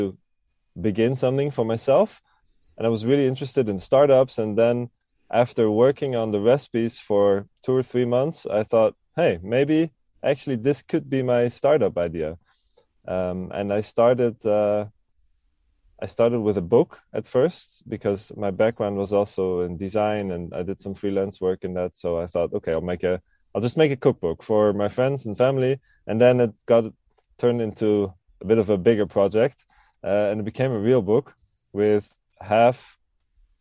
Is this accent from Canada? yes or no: no; Switzerland; now in Amsterdam, Netherlands; Now I'm 29 years old and I live in Amsterdam. But I grew up in Switzerland